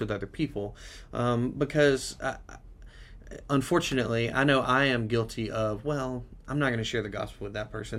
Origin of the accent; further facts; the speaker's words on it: United States; the American church